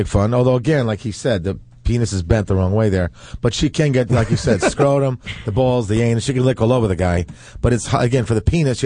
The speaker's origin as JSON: {"language": "English", "town": "New York City", "region": "New York", "country": "United States", "tie": "born or raised there", "said": "I'm from Bayside, Queens, born and raised."}